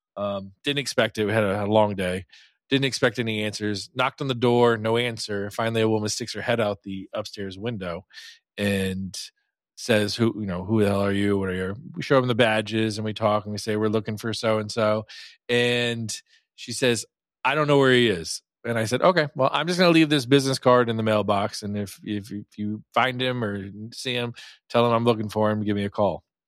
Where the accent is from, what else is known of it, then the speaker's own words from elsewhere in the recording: Virginia, United States; I grew up in Virginia.